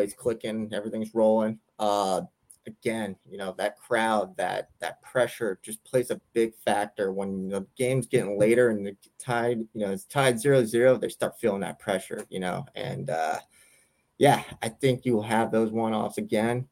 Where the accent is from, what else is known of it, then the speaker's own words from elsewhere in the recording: United States; I'm American all the way